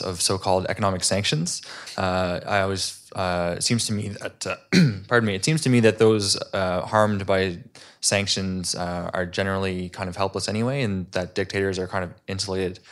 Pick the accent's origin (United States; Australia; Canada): Canada; I'm a Canadian medical student.